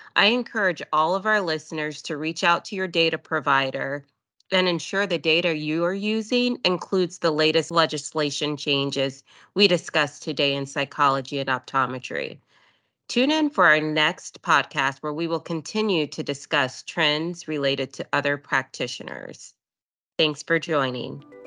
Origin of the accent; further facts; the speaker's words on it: Texas, United States; I am from Texas